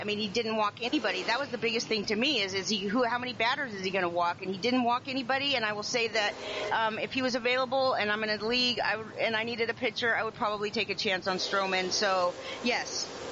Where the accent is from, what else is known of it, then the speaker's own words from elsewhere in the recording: Southern California, United States; I grew up in Southern California, and we lived very close to Palm Springs